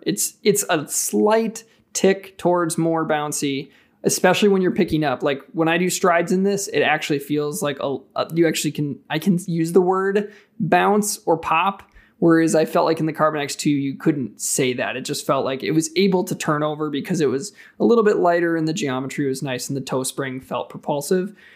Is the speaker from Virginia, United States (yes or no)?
no; Wisconsin, United States; I'm from Wisconsin